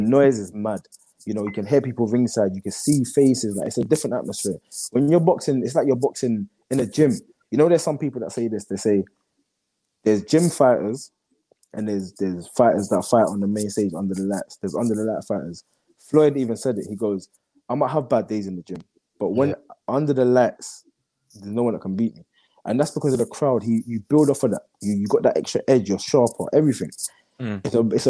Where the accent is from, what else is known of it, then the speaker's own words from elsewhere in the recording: London, United Kingdom; he's from South London, I'm from East London, but we're both from London.